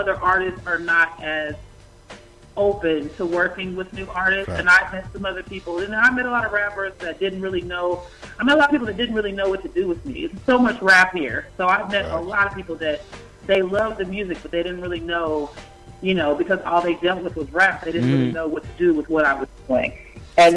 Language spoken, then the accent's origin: English; Oklahoma, United States; moved away as an adult; now in Atlanta, United States; I'm originally from Oklahoma